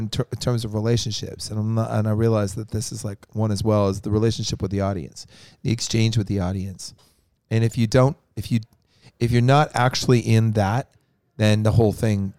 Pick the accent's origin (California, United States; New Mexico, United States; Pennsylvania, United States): California, United States; San Francisco; Like I'm from San Francisco. I like the Giants if they're like on the verge of going to the World Series.